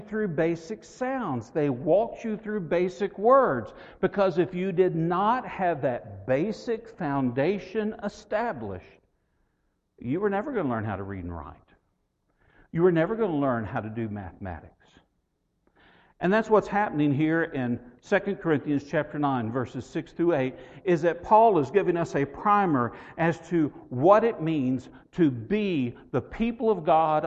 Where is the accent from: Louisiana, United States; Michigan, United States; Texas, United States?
Texas, United States; West; I grew up in West Texas